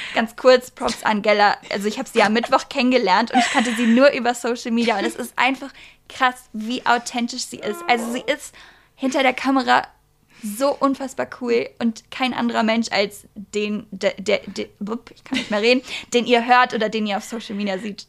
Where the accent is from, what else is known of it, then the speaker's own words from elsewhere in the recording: Bielefeld, North Rhine-Westphalia, Germany; ich komme aus Bielefeld